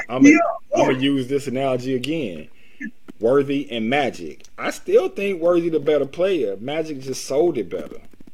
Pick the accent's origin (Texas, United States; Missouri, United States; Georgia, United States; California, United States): Georgia, United States; Atlanta; I was born and raised in Atlanta.